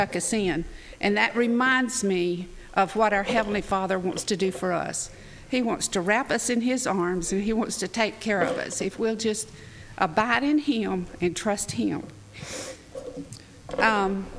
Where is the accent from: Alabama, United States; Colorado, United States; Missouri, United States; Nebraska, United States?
Alabama, United States; North; I grew up in North Alabama where it was cold